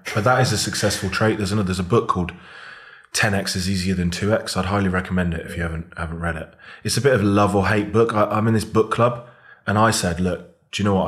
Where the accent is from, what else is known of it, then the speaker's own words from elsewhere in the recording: Devon, South West England, United Kingdom; moved away as an adult; also born or lived in Bath; now in Birmingham, United Kingdom; I was born in Birmingham, then went down and grew up in Devon